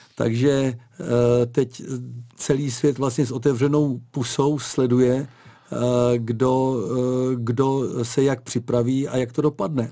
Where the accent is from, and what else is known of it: Czechia